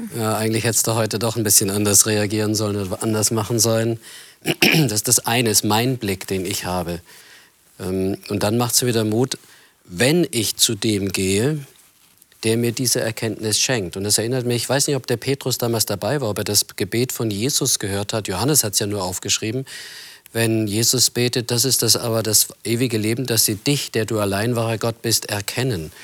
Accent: Germany; weil ich als Deutscher so ein Wort habe, das mir immer im Ohr klingt.

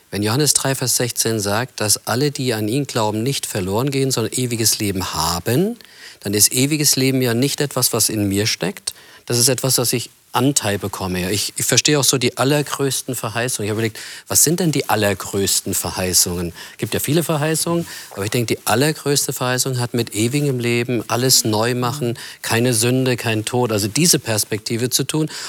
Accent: Germany; weil ich als Deutscher so ein Wort habe, das mir immer im Ohr klingt.

